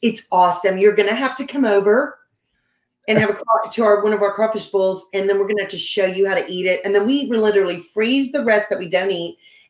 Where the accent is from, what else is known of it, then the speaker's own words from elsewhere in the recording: Lake Charles, Louisiana, United States; Yeah, that's how you just tell people, I'm from Lake Charles, Grant Cardone's home.